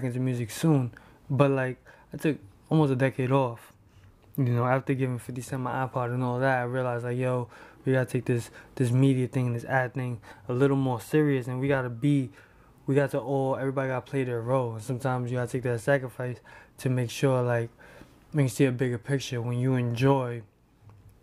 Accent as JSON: {"language": "English", "town": "New York City", "region": "New York", "country": "United States", "said": "I'm from Hell's Kitchen. So, like, we lived right next to, you know, labels"}